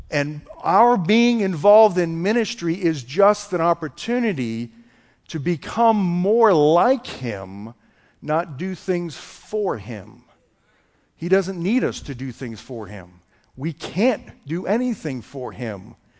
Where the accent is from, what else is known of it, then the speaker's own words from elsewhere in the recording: just south of Boston, Massachusetts, United States; now in Texas, United States; I'm from Boston, Massachusetts. Grew up just south of Boston